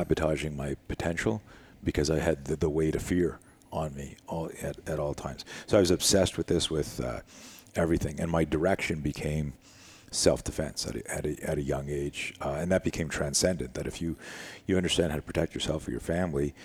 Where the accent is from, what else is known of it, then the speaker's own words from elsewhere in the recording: Canada; I was one of the top skiers in Canada. I grew up in Canada.